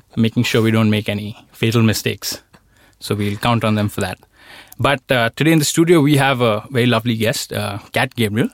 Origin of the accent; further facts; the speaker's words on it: Delhi, India; moved away as an adult; now in Sweden; where I am from, Delhi